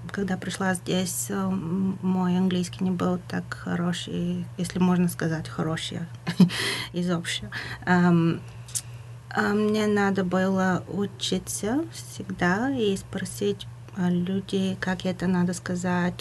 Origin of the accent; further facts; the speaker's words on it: Bulgaria; Russian is a second language; moved away; я говорю по-русски, но я не из России, а болгаркой